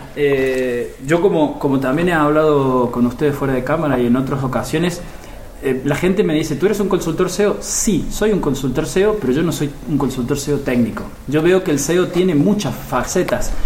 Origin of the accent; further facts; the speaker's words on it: Argentina; moved away as an adult; now in Barcelona, Spain; yo soy argentino, como se notará en mi forma de hablar, pero vivo aquí en España desde hace 18 años